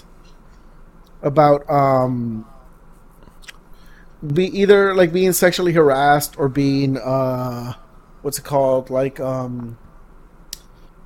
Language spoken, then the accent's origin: English; Lynwood, California, United States; growing up in California, I grew up in Linwood, which was, like, right next to Compton